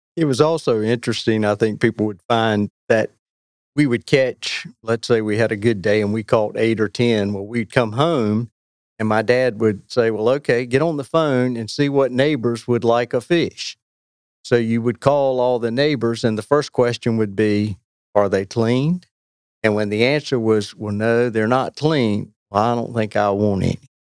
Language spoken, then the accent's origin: English; Weldon, North Carolina, United States; moved away as an adult; now in Cary, United States; I grew up in Weldon and had a great experience in a small town there on the Roanoke. I've lived in Cary since 1988